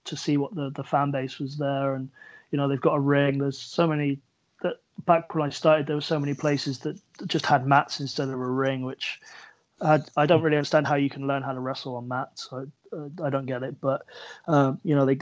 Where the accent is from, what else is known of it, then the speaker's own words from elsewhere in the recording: Plymouth, South West England, United Kingdom; moved away as an adult; now in Swindon, United Kingdom; as much as I love Plymouth and, you know, I'm proud of my hometown